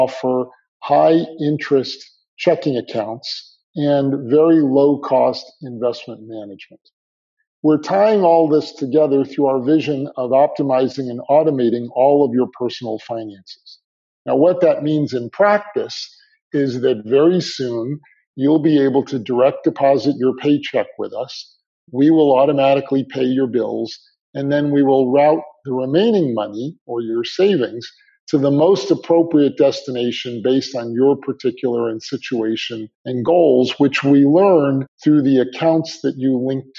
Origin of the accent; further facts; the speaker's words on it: New Jersey, United States; I grew up right outside of New York and New Jersey